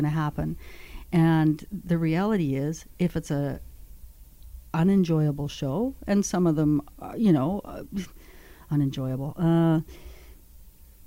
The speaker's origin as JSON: {"language": "English", "region": "Northwestern Ontario", "country": "Canada", "said": "I'm from Northwestern Ontario"}